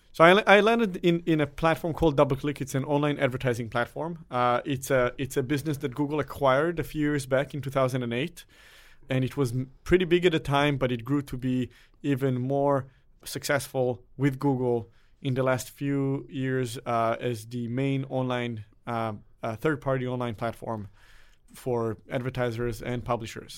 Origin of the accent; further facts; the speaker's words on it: Israel; moved away; I am originally from Israel, where everyone has to go to the military.